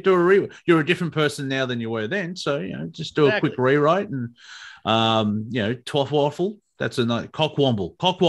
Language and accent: English; Australia; accent: Australian; keep my Australian accent